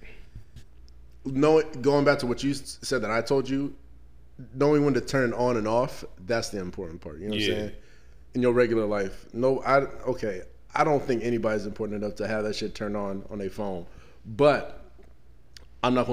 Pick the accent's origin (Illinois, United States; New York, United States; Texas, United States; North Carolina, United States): Illinois, United States; Chicago; I'm from Chicago